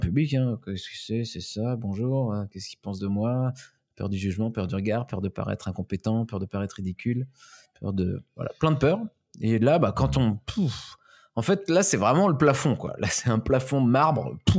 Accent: Pays de la Loire, France; je viens de la région de plutôt du Maine-et-Loire, donc de l'Ouest, mhm. Manger, Angers, euh, Saumur

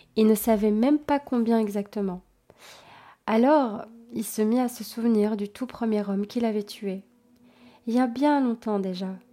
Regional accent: Belgium; je suis belge, effectivement

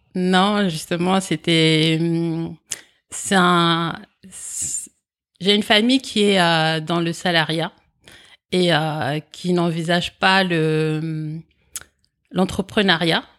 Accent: France; also born or lived in Comoros; je suis né aux Comores et à l'âge de 8 ans, je suis venu en France. Et euh, en fait, j'ai un, schéma familial particulier parce qu'en fait, j'ai été élevé par ma grande sœur en France

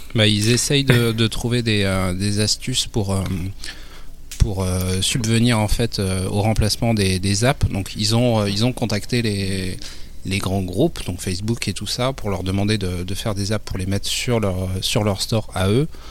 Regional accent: France; chez nous, en France

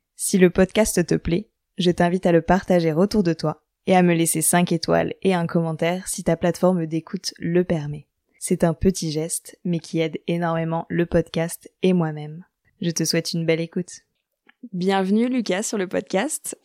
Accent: Normandy, France; je viens de Normandie

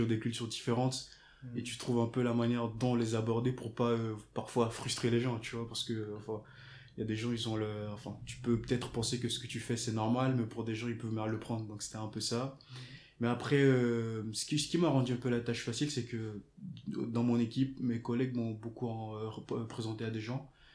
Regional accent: Togo; je viens du Togo

